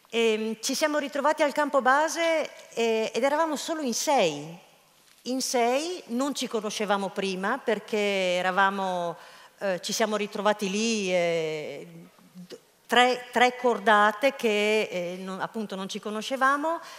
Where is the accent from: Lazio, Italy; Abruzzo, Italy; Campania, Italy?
Lazio, Italy; Rome; eravamo in tre stagionati, io romano e, e uno spagnolo